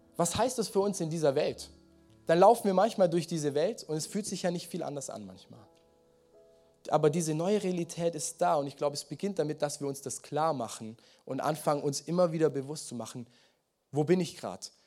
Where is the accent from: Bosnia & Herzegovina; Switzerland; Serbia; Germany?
Germany; Swabia, Baden-Württemberg; Mein Leben, meine Lebensstory als Schwabe.